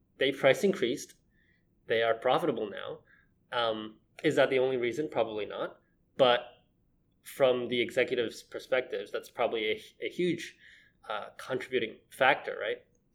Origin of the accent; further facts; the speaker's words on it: Hong Kong; now in Tokyo, Japan; I'm from Hong Kong